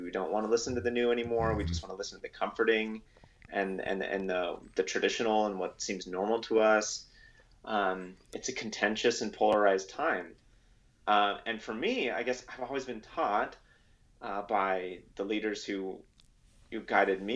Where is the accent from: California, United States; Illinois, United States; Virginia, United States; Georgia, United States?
California, United States; Los Angeles; I grew up in Los Angeles, which I thought was normal when I was growing up there.